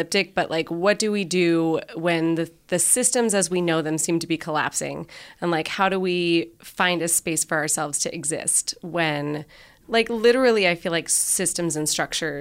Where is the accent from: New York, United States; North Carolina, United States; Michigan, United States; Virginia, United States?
Virginia, United States; now in California, United States; I grew up in Virginia